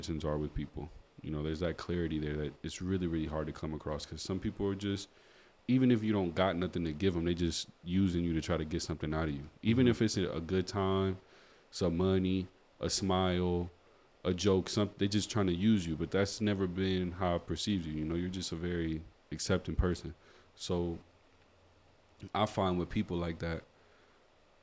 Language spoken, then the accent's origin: English; United States; now in Fort McMurray, Canada; being American